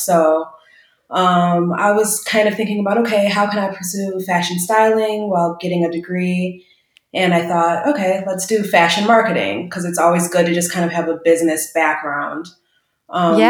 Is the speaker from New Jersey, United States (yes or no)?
no; Waukegan, Illinois, United States; also born or lived in Chicago; I actually grew up in a suburb outside of Chicago called Waukegan, Illinois